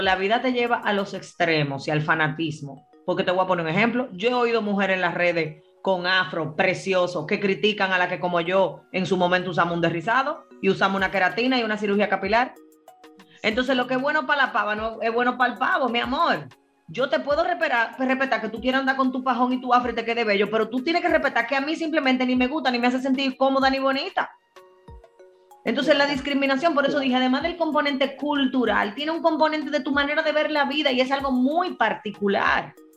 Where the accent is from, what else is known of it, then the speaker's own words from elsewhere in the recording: Dominican Republic; yo soy dominicana